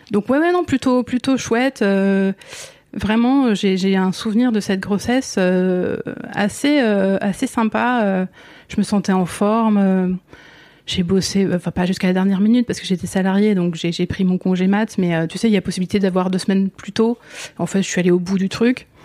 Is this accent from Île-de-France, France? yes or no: yes; northern Essonne, near Orly, Île-de-France, France; Moi je viens de l'Essonne. Ok. Donc j'ai grandi euh, j'ai grandi tout près, ouais, tout près d'Orly, euh, toute cette zone nord essonne.